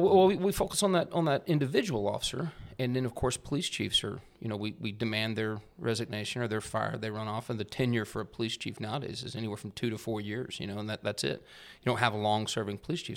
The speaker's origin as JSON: {"language": "English", "town": "Amarillo", "region": "Texas", "country": "United States", "tie": "born or raised there", "moved": "as an adult", "said": "I grew up in Amarillo, Texas, up in the Texas Panhandle"}